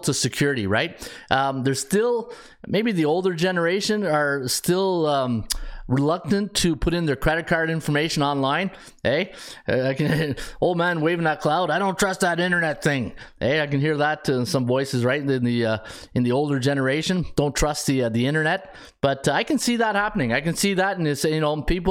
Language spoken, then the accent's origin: English; Ottawa, Ontario, Canada; I'm a Ottawa guy, so obviously I grew up taking on the Habs.